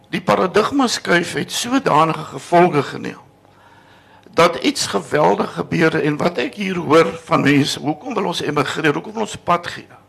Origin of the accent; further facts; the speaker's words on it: South Africa; ek is 'n Christen Afrikaner